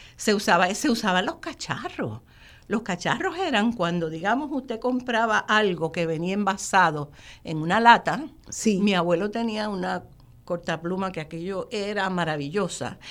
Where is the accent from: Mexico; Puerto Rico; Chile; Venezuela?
Puerto Rico; Gurabo; also born or lived in Río Piedras; en esa finca fue que yo nací, fue que me crié